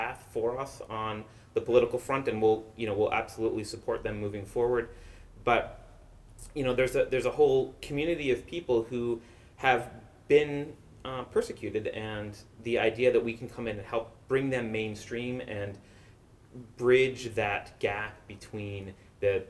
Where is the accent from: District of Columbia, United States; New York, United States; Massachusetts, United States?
New York, United States; moved away as an adult; now in San Francisco Bay Area, United States; I'm originally from New York